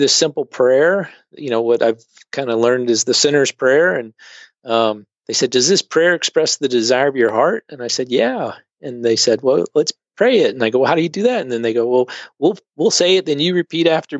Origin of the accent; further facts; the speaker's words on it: Richmond, Virginia, United States; moved away as an adult; also born or lived in Delaware / Russia / China / Singapore; now in Rochester, United States; I grew up in Richmond, Virginia, but a non-church family